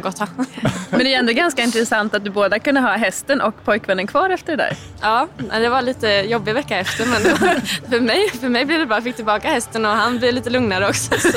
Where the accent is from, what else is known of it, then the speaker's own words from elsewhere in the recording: Linköping, Östergötland, Sweden; moved away as an adult; now in Brussels, Belgium; jag är från Linköping